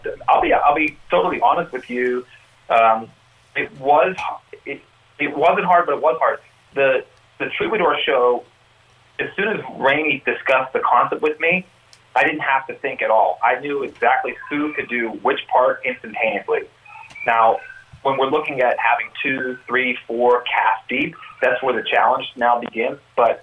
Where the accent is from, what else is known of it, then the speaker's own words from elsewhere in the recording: Oakland, California, United States; I grew up in the Bay Area in Oakland.